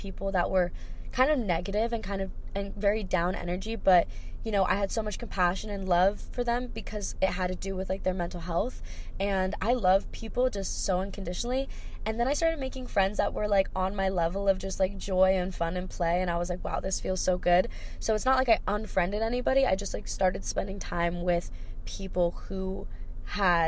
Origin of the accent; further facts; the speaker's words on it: Hawaii, United States; I grew up in Hawaii, so we don't have snow here